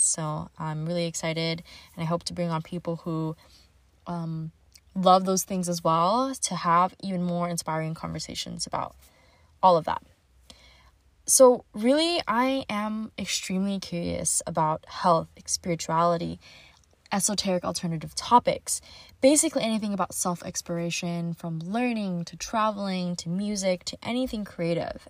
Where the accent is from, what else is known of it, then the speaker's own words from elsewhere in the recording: California, United States; I'm based out of San Diego, California, born and raised in California.